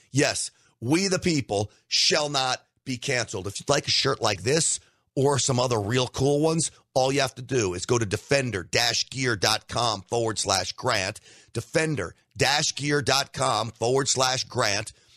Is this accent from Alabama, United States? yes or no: no; New York, United States; now in Texas, United States; I'm from New York, but that's where I grew up